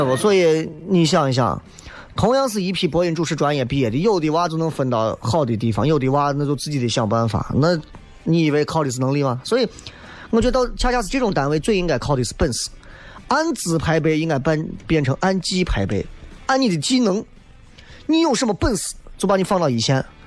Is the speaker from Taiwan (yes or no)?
no; Xi'an, Shaanxi, China; 咱作为一个西安人